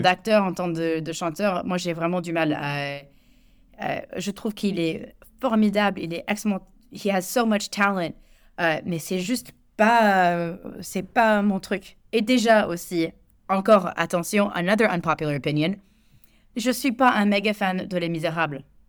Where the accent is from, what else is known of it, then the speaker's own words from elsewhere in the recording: United States; French is a second language; moved away as an adult; now in France; je suis américaine, ça fait, euh, bientôt quatorze ans que je vis en France